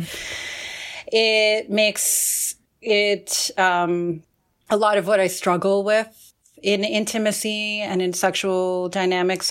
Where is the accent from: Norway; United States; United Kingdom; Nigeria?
United States; Central New Jersey; also born or lived in Forest Hills, Queens, New York; I was born in Queens, um, in Forest Hills, but we had recently moved to Central New Jersey